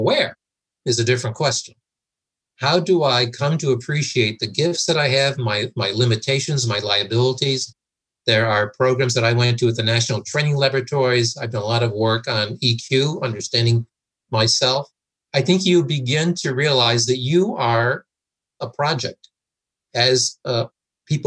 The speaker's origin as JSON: {"language": "English", "country": "United States", "also_born_or_lived": "United Kingdom", "said": "I'm an American in the UK running this transformation team."}